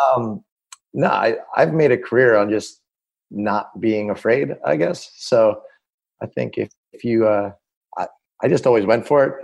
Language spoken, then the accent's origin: English; Annapolis, Maryland, United States; we're from Annapolis